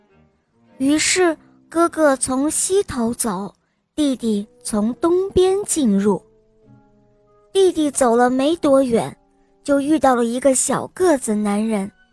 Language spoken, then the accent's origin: Chinese; Beijing, China; 我快五岁了，我来自北京